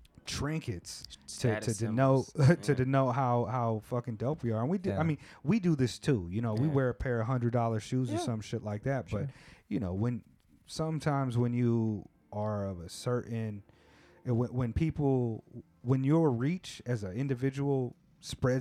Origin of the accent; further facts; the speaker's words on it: West Coast, United States; I come from the West Coast